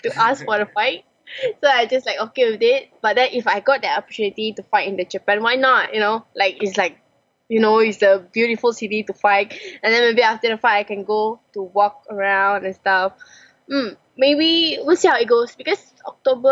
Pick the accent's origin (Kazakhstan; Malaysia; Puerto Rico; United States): Malaysia; I'm Malaysian